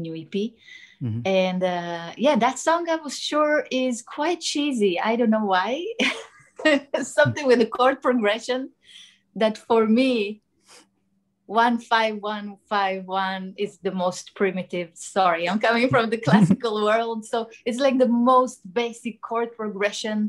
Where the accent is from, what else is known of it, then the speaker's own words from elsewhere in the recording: Israel; moved away; I'm from Israel originally